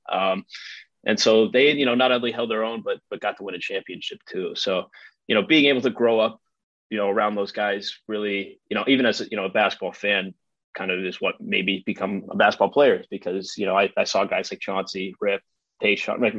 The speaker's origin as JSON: {"language": "English", "town": "Brentwood", "region": "Tennessee", "country": "United States", "tie": "born or raised there", "also_born_or_lived": "Detroit, Michigan", "said": "I moved to to Brentwood in fourth grade"}